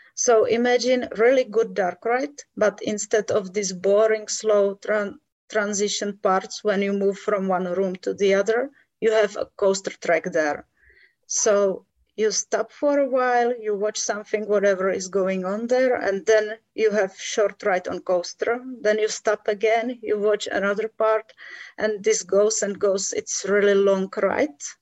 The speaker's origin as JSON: {"language": "English", "country": "Czechia", "tie": "born or raised there", "said": "I was born here and I still live here. So yes, all my life."}